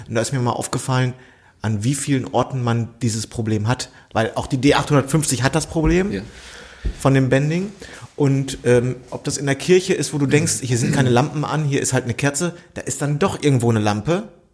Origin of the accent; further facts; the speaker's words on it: Bielefeld, North Rhine-Westphalia, Germany; moved away; das gehört zu Bielefeld, das ist ja meine alte Heimat